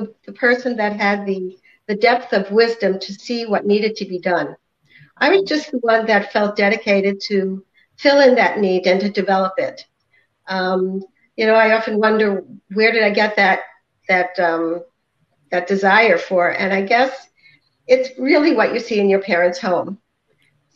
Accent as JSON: {"language": "English", "town": "New York City", "region": "New York", "country": "United States", "tie": "born or raised there", "also_born_or_lived": "Brooklyn, New York / Maryland", "moved": "as an adult", "lives_now": "Chicago, United States", "said": "I grew up in Staten Island, New York"}